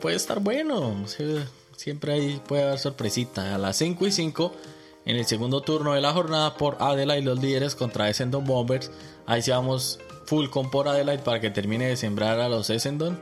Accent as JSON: {"language": "Spanish", "country": "Colombia", "moved": "yes", "lives_now": "Australia", "said": "a los que venimos de Colombia"}